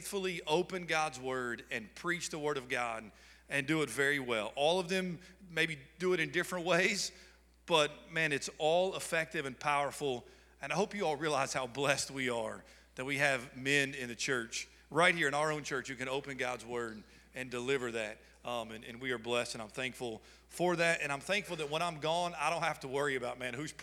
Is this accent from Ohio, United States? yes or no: no; Kentucky, United States; moved away; I'm from Kentucky